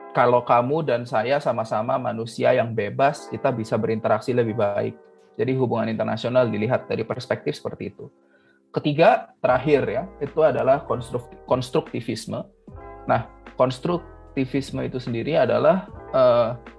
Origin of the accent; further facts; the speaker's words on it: Indonesia; moved away as an adult; now in Singapore; aku yang orang Indonesia